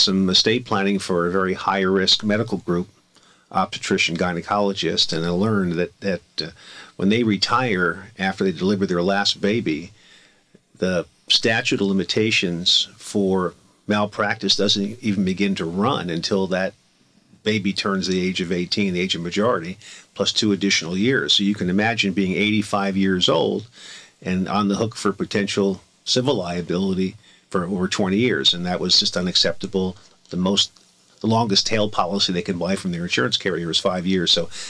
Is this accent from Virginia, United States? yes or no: no; Miami, Florida, United States; also born or lived in Boston; now in California, United States; I came out here from Miami, Florida, and passed the California bar after attending law school